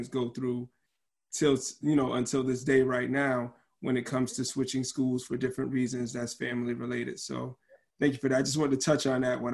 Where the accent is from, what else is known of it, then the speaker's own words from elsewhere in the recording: Hartford, Connecticut, United States; Go Hartford High. I'm an alum. You know I'm from Hartford